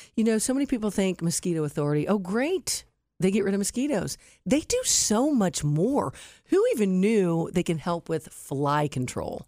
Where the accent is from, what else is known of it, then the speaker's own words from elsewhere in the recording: Westerville, Ohio, United States; Westerville, my hometown